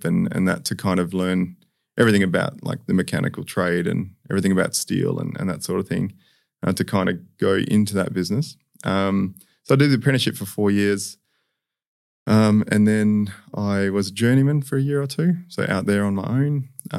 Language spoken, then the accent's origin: English; Perth, Western Australia, Australia; also born or lived in Sydney; I was born in Sydney, but we moved here when I was three, so I very much from Perth.